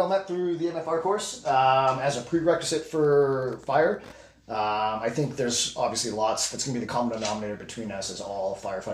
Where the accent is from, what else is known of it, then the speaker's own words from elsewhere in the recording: Edmonton, Alberta, Canada; I am born and raised in Edmonton, Alberta